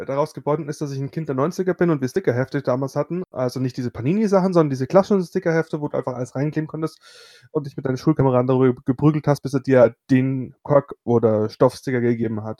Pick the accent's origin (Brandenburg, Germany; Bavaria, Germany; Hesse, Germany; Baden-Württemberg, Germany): Bavaria, Germany; ich komme aus Bayern